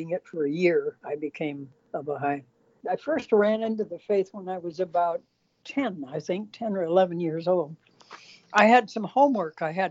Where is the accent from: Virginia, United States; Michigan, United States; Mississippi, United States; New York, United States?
Michigan, United States; southwestern; I grew up in Michigan, in southwestern Michigan, and so I'm a Great Lake child